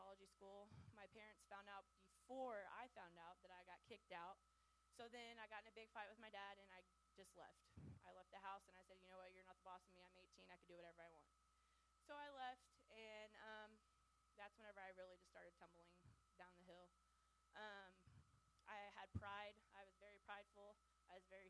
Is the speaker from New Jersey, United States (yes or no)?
no; Springfield, Missouri, United States; also born or lived in Plainview, Texas / Washington; My mom then wanted to move to Springfield, Missouri